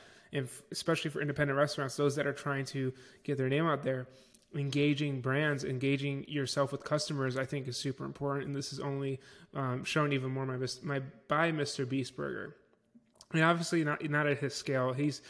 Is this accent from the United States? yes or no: yes; Niagara Falls, New York, United States; I grew up in Niagara Falls, New York, so near me there is one.